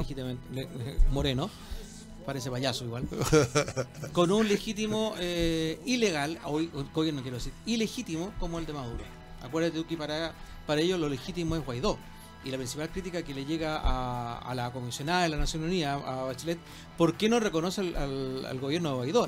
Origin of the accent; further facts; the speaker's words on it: Chile; lo que somos los chilenos